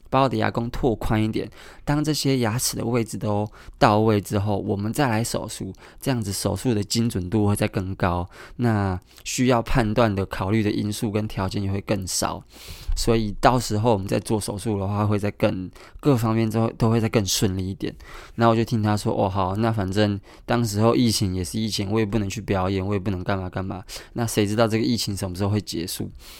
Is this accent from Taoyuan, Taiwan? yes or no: no; Kaohsiung, Taiwan; now in Taipei, Taiwan; 因为我是高雄人嘛